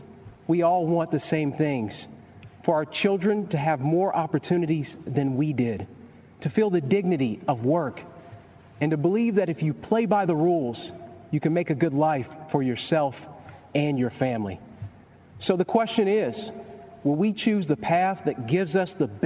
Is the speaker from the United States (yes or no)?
yes; Kentucky, United States; I was raised in Kentucky, just a few miles from Abraham Lincoln's birthplace.